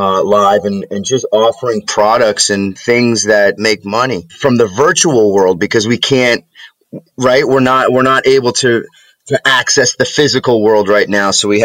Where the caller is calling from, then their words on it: Preston Hollow, New York, United States; I'm in rural New York State. I'm in a very, very small town in central New York called Preston Hollow.